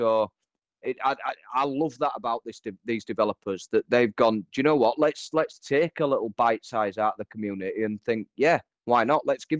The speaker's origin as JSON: {"language": "English", "country": "Liechtenstein", "tie": "born or raised there", "said": "I even named all the roads the same as what my roads are called where I live. So, yeah, I will be that geek that goes and attempts to build Liechtenstein on City"}